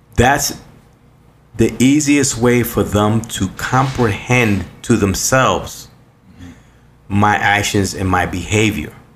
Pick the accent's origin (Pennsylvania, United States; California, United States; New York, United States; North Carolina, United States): New York, United States; New York City; I was born and raised in New York City